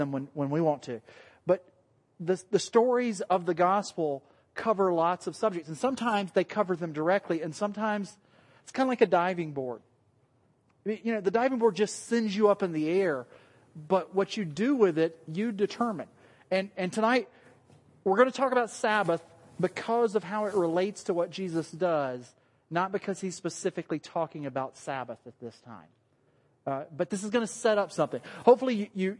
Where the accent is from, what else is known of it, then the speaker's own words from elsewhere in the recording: the South, United States; accent: southern; moved away; My southern accent